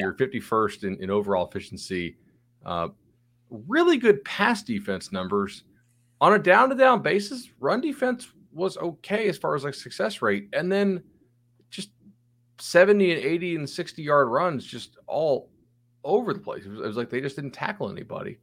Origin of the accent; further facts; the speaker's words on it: Florida, United States; my home state